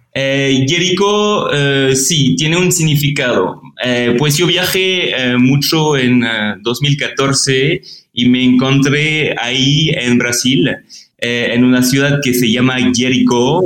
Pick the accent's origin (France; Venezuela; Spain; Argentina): France; Spanish is a second language; moved away as an adult; also born or lived in Paris; now in Mexico City, Mexico; soy francés